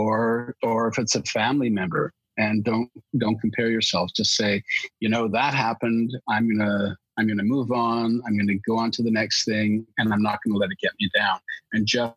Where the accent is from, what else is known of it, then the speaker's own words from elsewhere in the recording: Alberta, Canada; now in Toronto, Canada; I was born out in Alberta, and I speak English and French